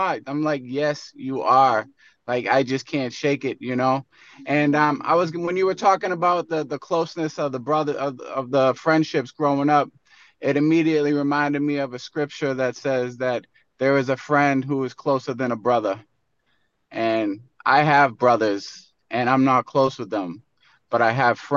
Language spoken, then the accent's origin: English; Boston, Massachusetts, United States; we grew up in South Boston together